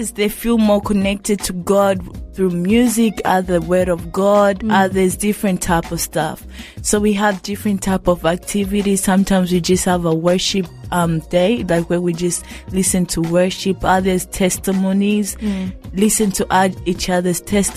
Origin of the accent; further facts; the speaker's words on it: Tanzania; also born or lived in Burundi (ancestry); now in Australia; my background is Burundian, but I wasn't born in Burundi. I was born in Tanzania, which in a refugee camp called Mukungwa.